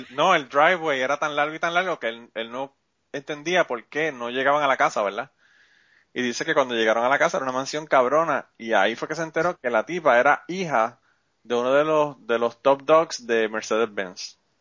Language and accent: Spanish; Puerto Rico; now in United States; Nosotros somos boricuas